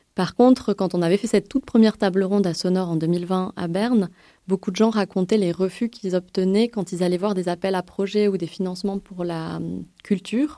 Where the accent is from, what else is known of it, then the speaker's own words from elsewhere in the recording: France; je suis française